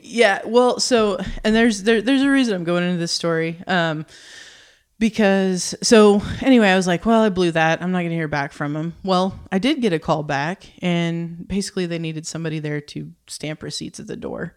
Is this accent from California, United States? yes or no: no; Oklahoma, United States; moved away as an adult; now in Northwest Arkansas, United States; I'm from Oklahoma, so not too far from here, but very small town, Oklahoma